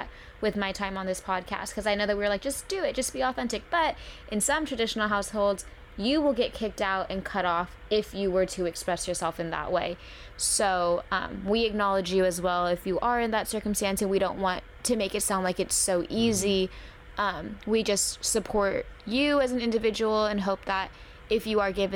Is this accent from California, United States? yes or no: yes; California, United States; being born and raised in California